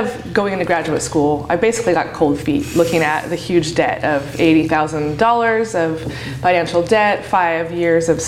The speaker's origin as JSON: {"language": "English", "region": "Oregon", "country": "United States", "tie": "born or raised there", "said": "I grew up in Oregon, and I went to college here in Oregon"}